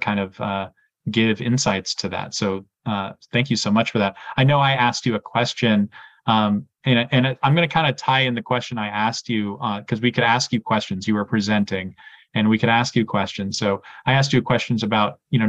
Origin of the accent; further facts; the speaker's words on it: D.C. area, Montgomery County, Maryland, United States; we both live in we grew up in the Maryland, D.C.